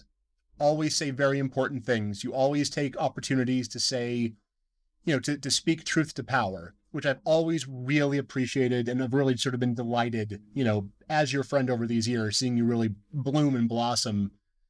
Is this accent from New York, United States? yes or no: no; Deer Lodge, Montana, United States; now in Missoula, United States; I grew up in Deer Lodge